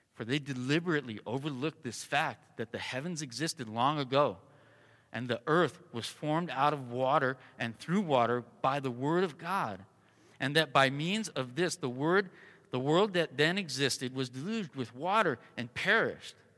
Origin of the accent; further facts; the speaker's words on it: Southern California, United States; also born or lived in Colorado; now in Arizona, United States; I was born and raised in Southern California